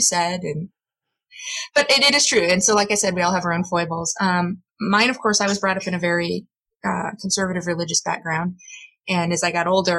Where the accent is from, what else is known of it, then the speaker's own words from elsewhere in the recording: Midwest, United States; I grew up in the Midwest